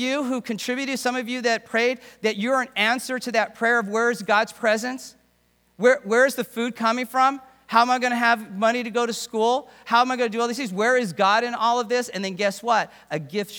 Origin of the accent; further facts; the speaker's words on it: England, United Kingdom; I'm from a British home, born in England.